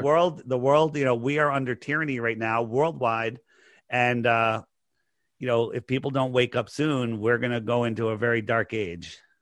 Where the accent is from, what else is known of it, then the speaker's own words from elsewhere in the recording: East Coast, United States; I'm just a normal guy growing up on the East Coast here